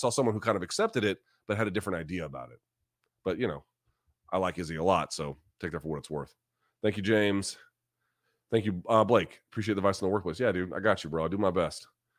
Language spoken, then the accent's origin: English; New Zealand; I'm like Master P with the pumpkin pie. Like, let's do it. Let's go. All in favor of it. I'm a Kiwi.